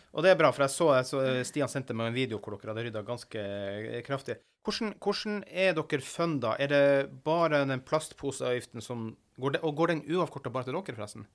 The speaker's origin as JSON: {"language": "Norwegian", "region": "Finnmark", "country": "Norway", "said": "Jeg kommer fra Finnmark"}